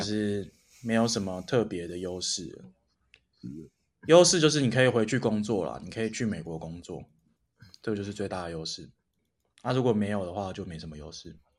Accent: Taiwan; also born or lived in United States; 我会说我就是哦台湾人，different from China

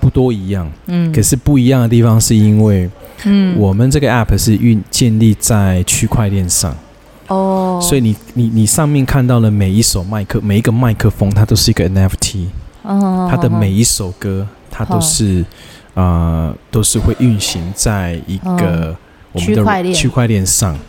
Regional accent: Taiwan; accent: Taiwanese Mandarin; 台湾国语就出来。

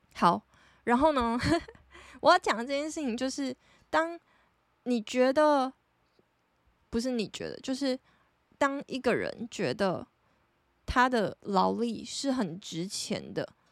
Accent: Taiwan; 就是我觉得我们台湾人的生活形态

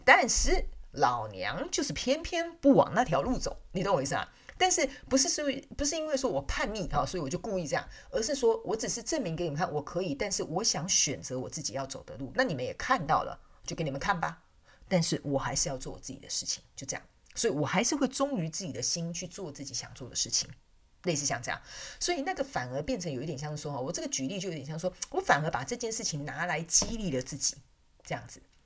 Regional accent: southern Taiwan, Taiwan; 我是南部人嘛，所以很保守

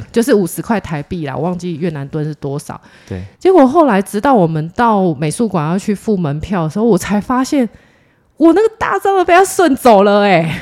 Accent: Taiwan; 我们是台湾

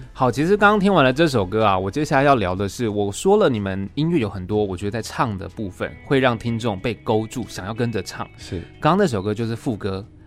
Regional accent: Taichung, Taiwan; 因为我是台中人，啊。然后刚好就是住在那个森林公园附近

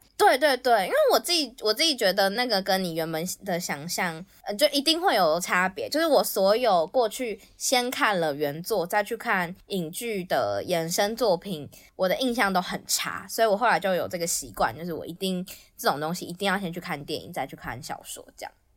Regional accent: Taipei, Taiwan; 我那个时候人在，人在台北，就是我是台北出生的

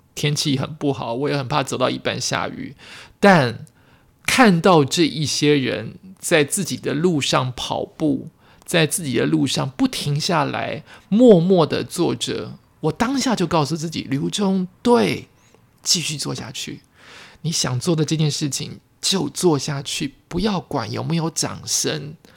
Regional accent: New Taipei, Taiwan; 或者是因为这是我的家乡，所以特别有感觉。我本来以为我走家乡这一段会。拍拍不到什么东西，因为都熟悉。

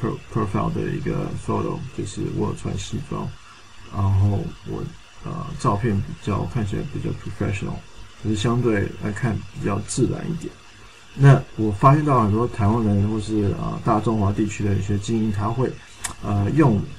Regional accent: Canada; 啊，我是一个从加拿大来的华侨。

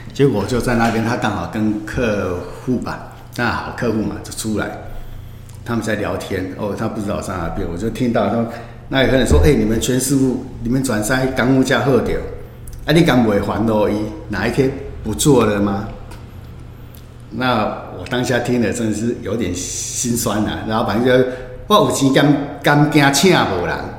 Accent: Hemei, Changhua County, Taiwan; 我们这个家乡的地方

